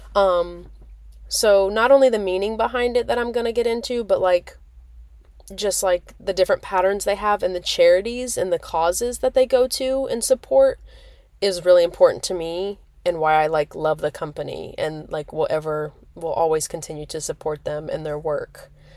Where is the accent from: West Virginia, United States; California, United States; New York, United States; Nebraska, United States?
Nebraska, United States; moved away as an adult; now in Myrtle Beach, United States; being born and raised in Nebraska, I mean, I lived in Nebraska for, like, what, eighteen years?